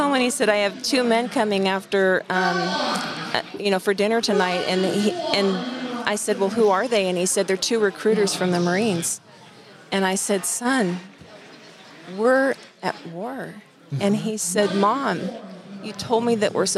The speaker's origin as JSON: {"language": "English", "town": "Burney", "region": "California", "country": "United States", "tie": "born or raised there", "also_born_or_lived": "Biggs, California", "said": "I grew up in Bernie."}